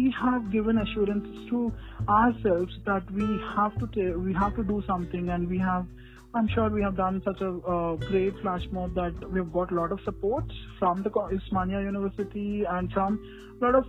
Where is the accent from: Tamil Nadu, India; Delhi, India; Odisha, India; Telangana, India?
Telangana, India; Hyderabad; I'm from Hyderabad